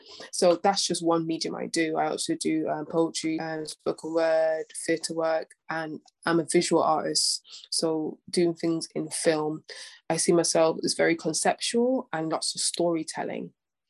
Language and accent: English; Coventry, West Midlands, United Kingdom; So it's been tricky when growing up in Coventry, and you know, as a black woman in different spaces, it's been really, really tricky.